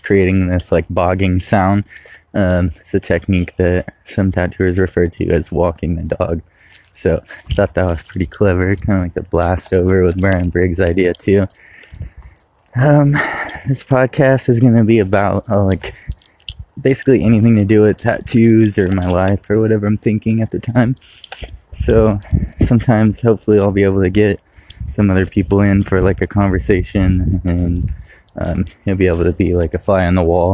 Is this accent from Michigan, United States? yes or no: no; Modesto, California, United States; also born or lived in Riverbank, California / Ceres, California; I was born in California, in Southern California, and by the time I was 2 years old, we had moved to Riverbank and eventually Ceres, Modesto area